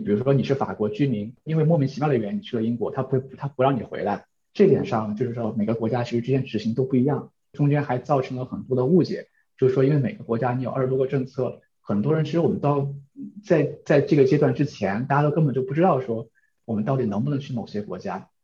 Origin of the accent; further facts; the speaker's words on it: China; also born or lived in New Zealand; now in Netherlands; 我们中国人